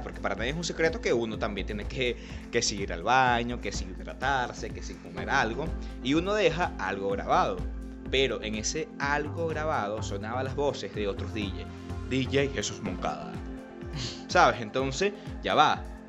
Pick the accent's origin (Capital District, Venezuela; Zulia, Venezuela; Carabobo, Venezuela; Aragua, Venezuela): Carabobo, Venezuela; Puerto Cabello; aquí somos porteños y aquí somos venezolanos